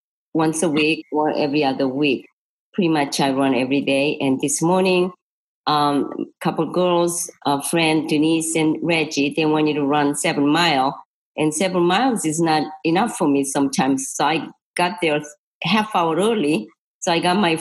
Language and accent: English; Seoul, South Korea; English is a second language; moved away as an adult; also born or lived in Florida; now in United States; I'm from Seoul, Korea. I was born, you know, Seoul, Korea, 1948. I like to say 68, but 1968 came over this country